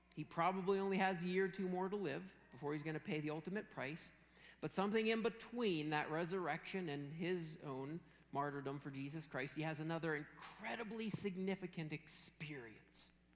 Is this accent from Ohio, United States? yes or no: no; Western Pennsylvania, United States; growing up in Western Pennsylvania